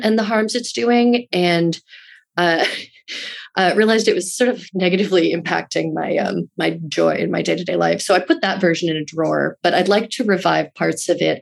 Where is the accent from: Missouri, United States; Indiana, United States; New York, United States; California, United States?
New York, United States; Rye; also born or lived in Brooklyn, New York; it's where I grew up in Rye, New York